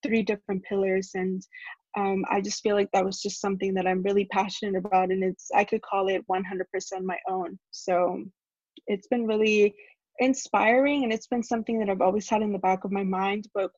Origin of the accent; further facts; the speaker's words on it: Laredo, Texas, United States; moved away as an adult; also born or lived in Monterrey, Nuevo León, Mexico; now in Austin, United States; I am originally from Monterrey, Nuevo León, but I moved to Laredo when I was really young. I would say about 4